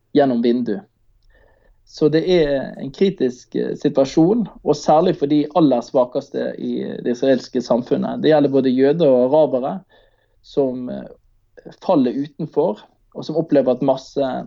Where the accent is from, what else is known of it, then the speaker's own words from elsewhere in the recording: Manger, Vestland, Norway; hjemme på, eh, på Manger, der jeg er fra